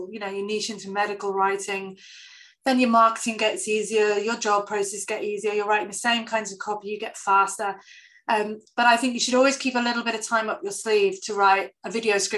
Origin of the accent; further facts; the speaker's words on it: England, United Kingdom; but obviously I'm English, I don't know who any of them are